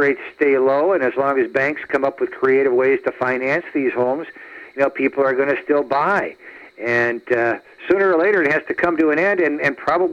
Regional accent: Wisconsin, United States; moved away as an adult; also born or lived in Chicago, Illinois; now in Connecticut, United States; I'm a homegrown Wisconsin boy, lived in Chicago for 25 years, and then moved to the East Coast

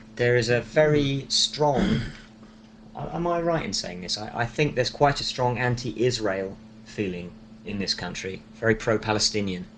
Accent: London, United Kingdom; I am a Londoner.

